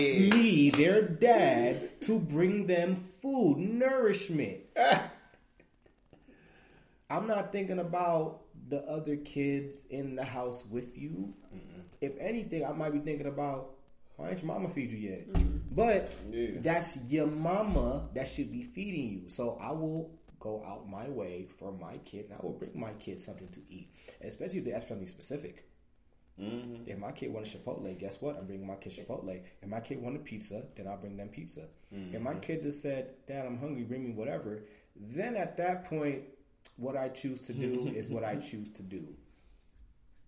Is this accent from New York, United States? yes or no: yes; New York City, New York, United States; now in Ohio, United States; I'm from New York. I'm born and raised. I'm a queen. I'm from Queens. I'm from Southside, Jamaica, Queens